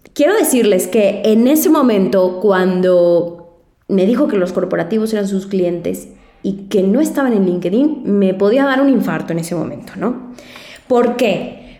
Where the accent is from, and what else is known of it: Mexico